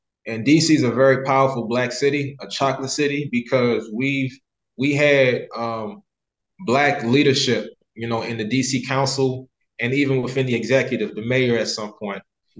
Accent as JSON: {"language": "English", "country": "Liberia", "tie": "born there", "said": "So I was born in October 89, and the Civil War started around Christmas of 89."}